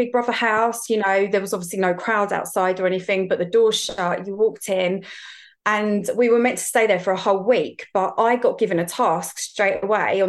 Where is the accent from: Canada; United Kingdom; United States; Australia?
United Kingdom; Essex, East of England; I'm from Essex